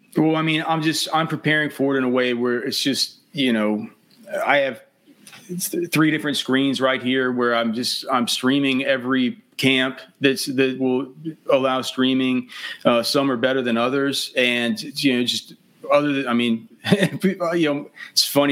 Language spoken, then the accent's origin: English; Texas, United States; I'm from I'm from Texas. I've sp- spent my whole life here.